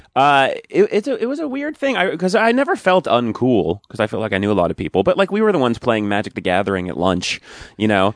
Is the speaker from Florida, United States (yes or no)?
no; Commack, near Smithtown, Long Island, New York, United States; I was born in Long Island. Uh, well, I, technically, I think I was born in, like, Mount Sinai Hospital or something, but, um, I grew up in Quorum, which is near Smithtown